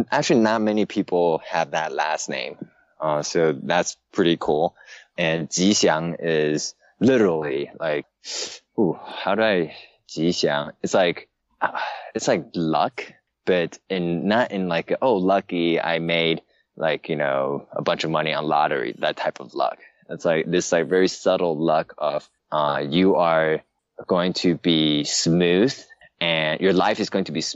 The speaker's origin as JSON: {"language": "English", "country": "Taiwan", "tie": "born or raised there", "also_born_or_lived": "San Francisco, United States", "moved": "yes", "said": "I was born and raised in Taiwan"}